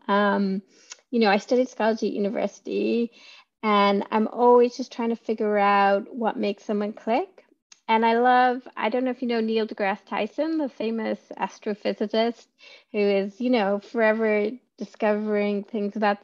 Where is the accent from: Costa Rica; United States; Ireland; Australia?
Ireland; moved away as an adult; also born or lived in Edinburgh; I grew up on a farm in the middle of nowhere in Ireland, but being Irish